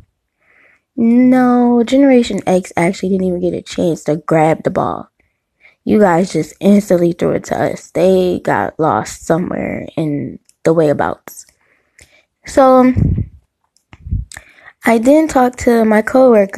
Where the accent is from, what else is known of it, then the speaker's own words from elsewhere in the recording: Detroit, Michigan, United States; growing up in Detroit and the surrounding suburbs